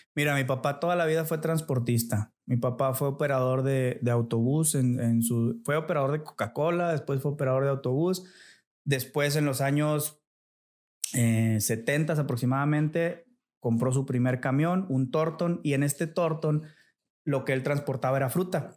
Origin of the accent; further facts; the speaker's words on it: Montemorelos, Nuevo León, Mexico; moved away as an adult; now in Saltillo, Mexico; yo soy nacido en la ciudad de Montemorelos. Eh, es una, ciudad al sur de Nuevo León. Es una pequeña ciudad. Yo creo debe de andar ahorita sobre los 150 mil habitantes. No sé, o sea, es algo chico. Eh, ahí viví toda mi infancia